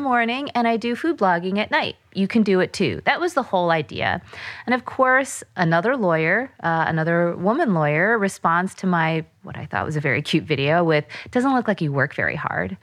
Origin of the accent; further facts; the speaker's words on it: United States; I'm Korean American